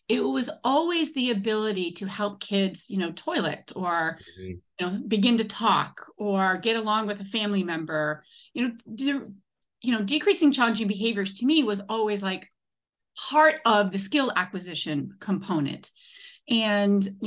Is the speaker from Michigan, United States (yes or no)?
no; Maine, United States; moved away as an adult; also born or lived in Boston, Massachusetts; now in California, United States; I was born and raised in Maine, actually, and then went to school in Boston